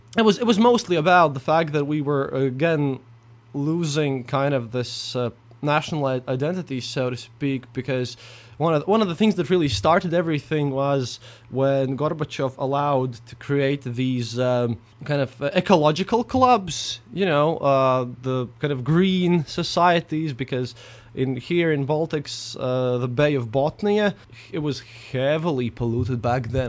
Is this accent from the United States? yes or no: no; Riga, Latvia; I'm from Riga, Latvia